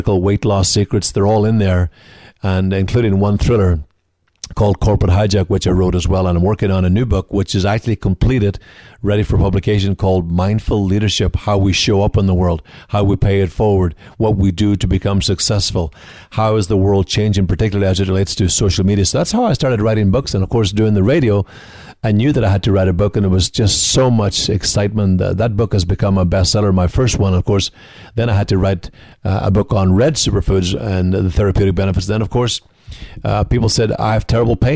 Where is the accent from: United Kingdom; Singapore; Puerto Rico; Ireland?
Ireland; Donegal, Ulster; moved away as an adult; also born or lived in Galway, Ireland; now in United States; I'm from the Northwest, though, Donegal in the Northwest of Ireland, 20 miles from Derry City, 90 miles from Belfast